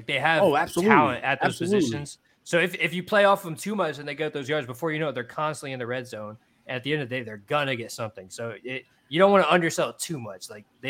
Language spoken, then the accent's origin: English; Louisiana, United States; I'm from Louisiana.